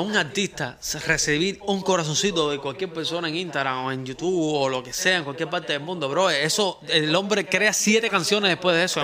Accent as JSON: {"language": "Spanish", "country": "Cuba", "said": "nosotros somos cubanos"}